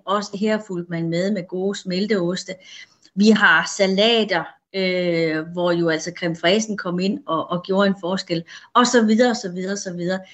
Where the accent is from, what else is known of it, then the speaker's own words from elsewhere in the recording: Denmark; vi danskere